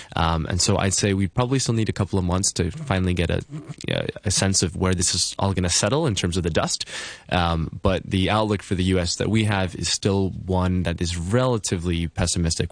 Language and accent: English; United States; being an American